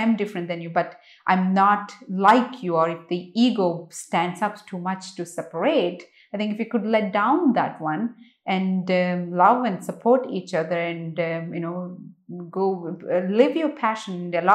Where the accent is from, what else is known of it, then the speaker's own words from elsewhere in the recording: India; moved away as an adult; I grew up in India. I only left India when I was 24.